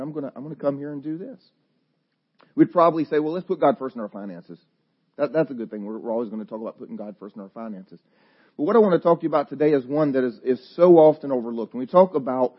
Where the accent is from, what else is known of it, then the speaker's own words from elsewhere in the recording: the South, United States; I'm from the South